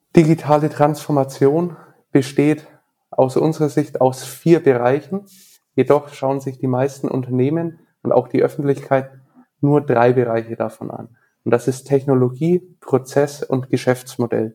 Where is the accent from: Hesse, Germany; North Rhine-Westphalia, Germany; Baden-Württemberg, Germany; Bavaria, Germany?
Bavaria, Germany; Nuremberg; Ich bin in Nürnberg geboren, aufgewachsen